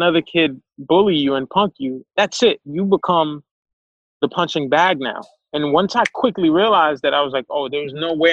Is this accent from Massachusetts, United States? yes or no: no; New York City, New York, United States; also born or lived in Haiti; I grew up in Crown Heights